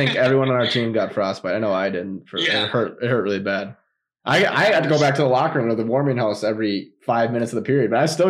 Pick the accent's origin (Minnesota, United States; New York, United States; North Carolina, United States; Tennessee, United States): Minnesota, United States; we're from Minnesota